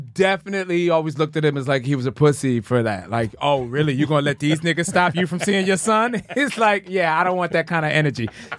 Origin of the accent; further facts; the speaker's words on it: Philadelphia, Pennsylvania, United States; also born or lived in Delaware County, Pennsylvania; So I grew up in Southwest Philadelphia, and I bounced a lot.